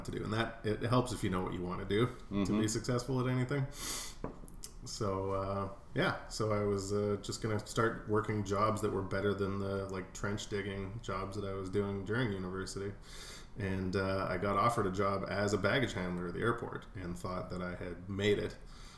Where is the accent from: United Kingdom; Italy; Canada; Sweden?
Canada; Edmonton, Alberta; I grew up in Edmonton my whole life.